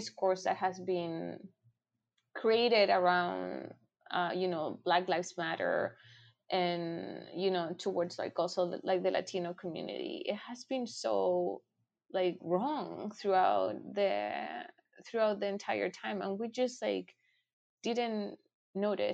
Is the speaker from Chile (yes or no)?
yes; Chile; now in United States; I'm from Chile